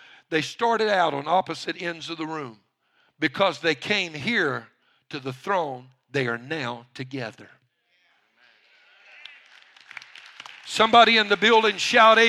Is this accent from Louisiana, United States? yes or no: yes; Cajun, Louisiana, United States; I'm a Cajun